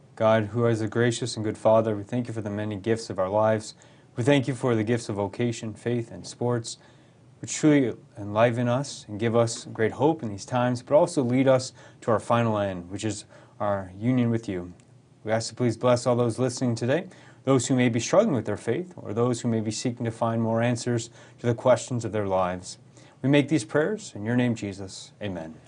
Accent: rural Colorado, United States; moved away as an adult; now in St. Louis, United States; I grew up in rural Colorado. I lived there eighteen years

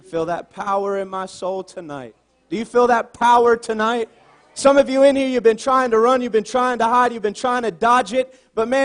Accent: Southern Virginia, United States; moved away as an adult; I'm originally from Southern Virginia, not too far from you guys

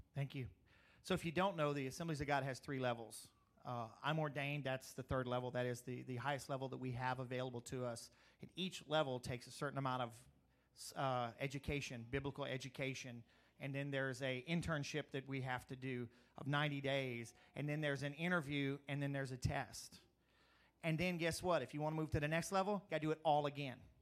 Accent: Crowley, Louisiana, United States; moved away as an adult; also born or lived in Eunice, Louisiana; when I grew up in Crowley

